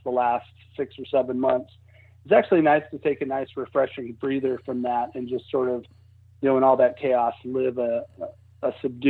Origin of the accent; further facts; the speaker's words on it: Lincoln, Nebraska, United States; I'm originally from Lincoln, Nebraska, so I know what you mean. That all the houses there have some kind of basements.